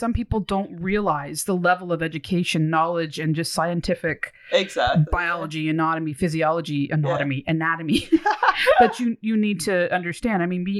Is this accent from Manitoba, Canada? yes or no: no; Ontario, Canada; That's something to be proud as a Canadian or Ontarian.